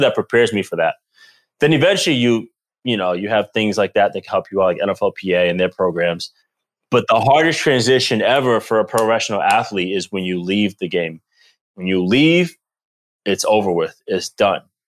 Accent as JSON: {"language": "English", "town": "Providence", "region": "Rhode Island", "country": "United States", "tie": "born or raised there", "also_born_or_lived": "Boston / Green Bay", "moved": "as an adult", "said": "I grew up in Providence, Rhode Island. I am from the East Coast, born and raised"}